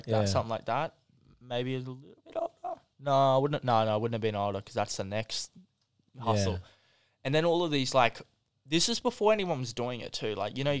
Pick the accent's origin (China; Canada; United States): China; Because I come from China. I didn't even know, right?